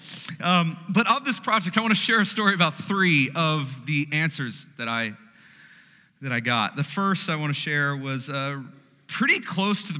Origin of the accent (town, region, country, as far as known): United States